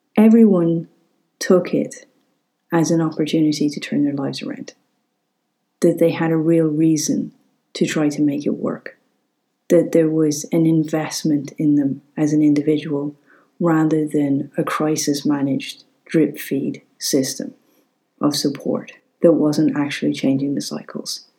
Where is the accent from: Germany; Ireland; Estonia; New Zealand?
Ireland